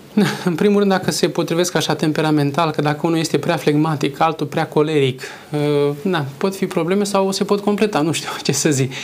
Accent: Moldavia, Romania; moved away; în cazul meu sunt din Moldova, soția este din Oltenia

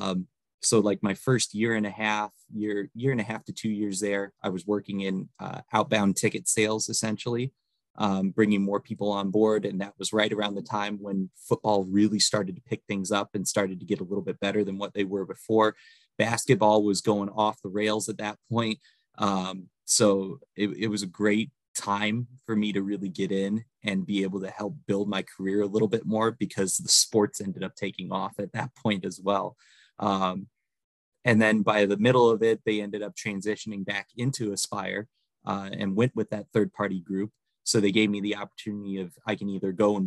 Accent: Northwest Indiana, United States; moved away as an adult; also born or lived in Kalamazoo, Michigan; now in Fort Wayne, United States; I grew up in Northwest Indiana. Originally, I'm about an hour away from Chicago, my hometown is.

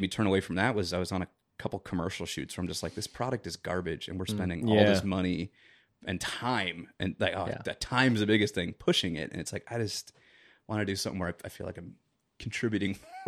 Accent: Chicago, Illinois, United States; You know, like I said, I'm from Chicago. Both my parents were born and raised in the South Side. And, you know, a lot of my family still lives there. And, you know, traditional South Side Irish.

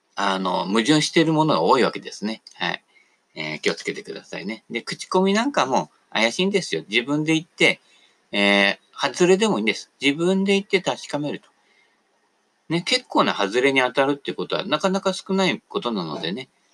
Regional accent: Sagamihara, Kanagawa, Japan; 俺神奈川でね、相模原で生まれた

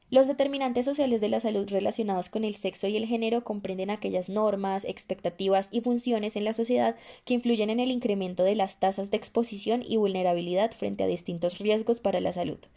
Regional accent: Colombia; estudiantes de medicina también nos veríamos afectadas en el futuro como profesionales y en el presente como colombianas.

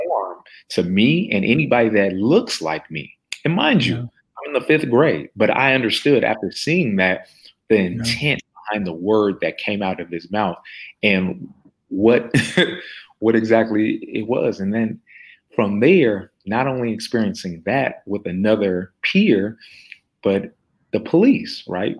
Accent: United States; Growing up in America

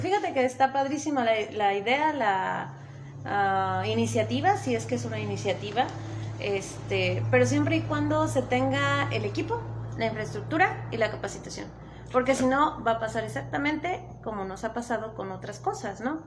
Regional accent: Puebla, Mexico; also born or lived in Tetela de Ocampo, Puebla; now in Tetela, Mexico

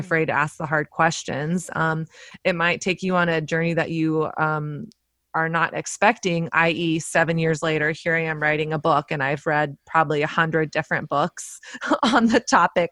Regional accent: the South, United States; moved away as an adult; now in New York City, United States; I grew up in the South

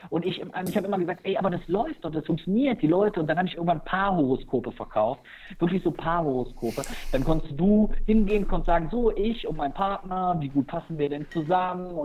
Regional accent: Germany; ich habe in den Niederlanden studiert, ich bin hier direkt an der Grenze zu den Niederlanden aufgewachsen

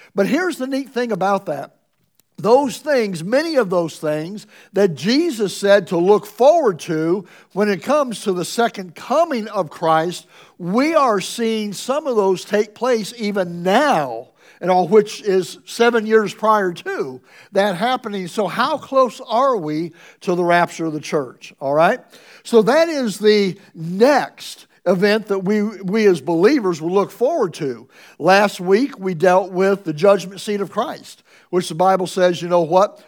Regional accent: Ohio, United States; moved away; also born or lived in Springfield, Missouri; I'm from Ohio

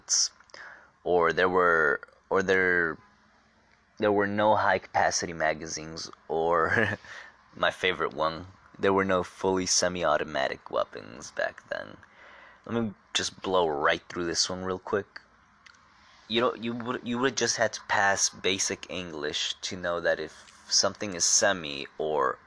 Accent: New York, United States; me being a New Yorker

